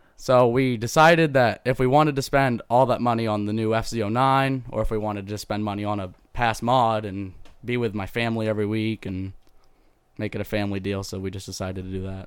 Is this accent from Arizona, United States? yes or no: no; Belmont, Maine, United States; I'm from Belmont, Maine.